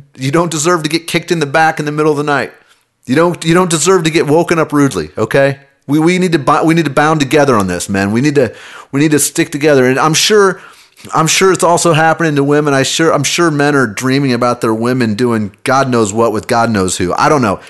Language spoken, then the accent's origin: English; Kansas City, Missouri, United States; I grew up in Kansas City.